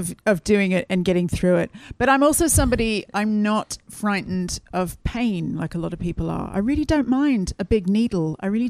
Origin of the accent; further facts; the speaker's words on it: Australia; now in United Kingdom; But I just say I'm Australian?